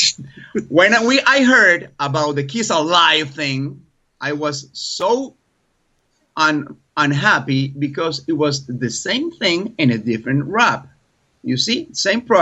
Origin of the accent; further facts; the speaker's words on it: Colombia; English is a second language; I'm from Colombia, South America.